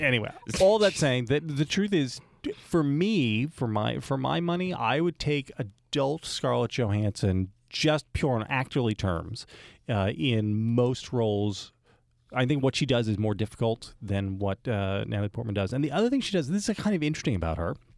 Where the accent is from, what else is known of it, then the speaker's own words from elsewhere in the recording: United States; growing up in America